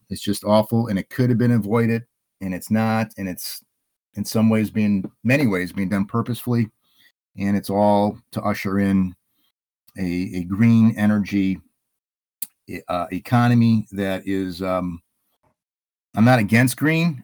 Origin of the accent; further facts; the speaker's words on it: Illinois, United States; now in Hayward, Wisconsin, United States; I'm from Illinois